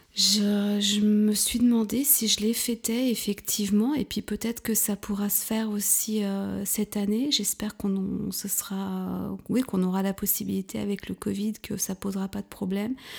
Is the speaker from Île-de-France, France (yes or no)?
yes; Paris region, Île-de-France, France; moved away as an adult; also born or lived in Touraine; now in Berlin, Germany; Je suis née en Touraine, mais j'ai grandi dans la région parisienne, en fait, en banlieue.